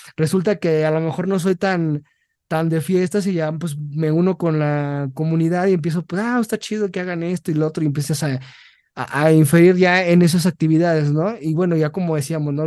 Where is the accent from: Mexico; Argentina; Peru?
Mexico; siendo mexicano